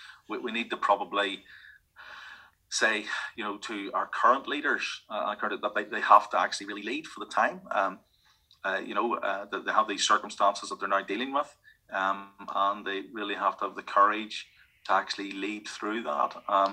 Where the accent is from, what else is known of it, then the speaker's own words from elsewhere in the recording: Northern Ireland, United Kingdom; Now, I always say I'm from Northern Ireland, or task myself, I am British. I mean, I'm British by birth and British by right and British by birthright. But I always see myself as a person from Northern Ireland